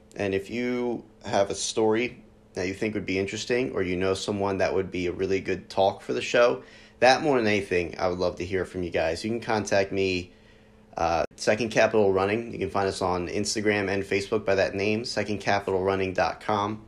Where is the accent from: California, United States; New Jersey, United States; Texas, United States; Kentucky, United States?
New Jersey, United States; I lead a running community here in my hometown in South Jersey